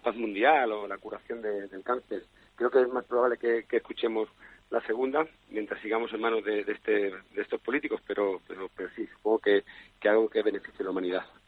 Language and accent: Spanish; Spain; como buen español